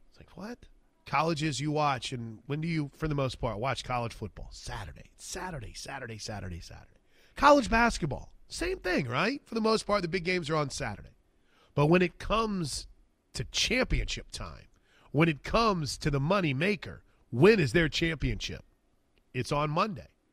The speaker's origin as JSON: {"language": "English", "town": "Wood River", "region": "Illinois", "country": "United States", "tie": "born or raised there", "moved": "yes", "said": "I grew up in Illinois. Um, the Wood River, Illinois is my hometown."}